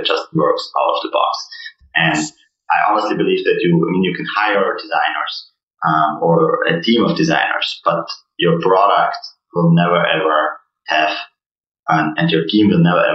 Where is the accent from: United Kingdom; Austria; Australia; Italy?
Austria; moved away as an adult; also born or lived in Vienna; now in Boston, United States; we are all from Austria